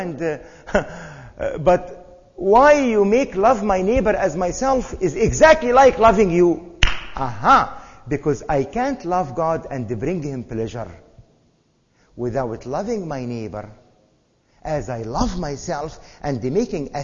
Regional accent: Egypt; Growing up in Egypt, we had servants

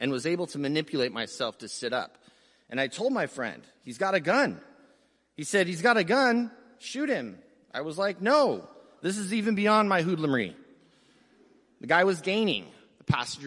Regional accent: San Diego, California, United States; We grew up poor in City Heights, San Diego

